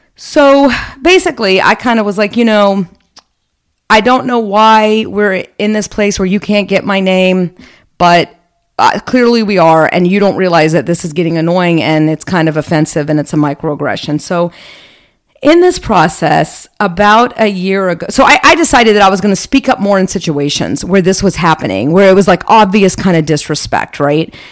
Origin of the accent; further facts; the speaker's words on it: United States; accent: American; I'm speaking English with a very clear American accent